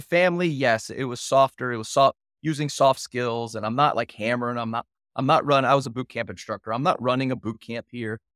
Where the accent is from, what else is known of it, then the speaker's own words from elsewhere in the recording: Houston, Texas, United States; moved away; I'm from Houston.